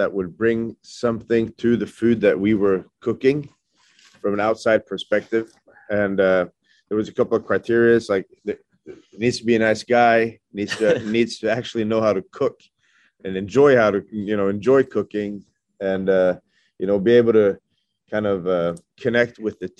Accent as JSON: {"language": "English", "country": "Norway", "also_born_or_lived": "New York", "said": "when I opened my restaurant back home, it's a very small town in Western Norway. And I moved from New York"}